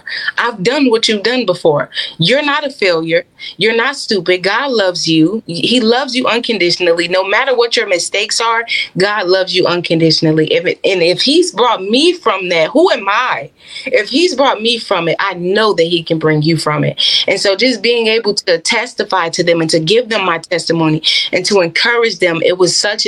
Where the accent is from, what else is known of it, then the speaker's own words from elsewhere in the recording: Chicago, Illinois, United States; also born or lived in Florida; I moved from Florida back to my hometown, Chicago.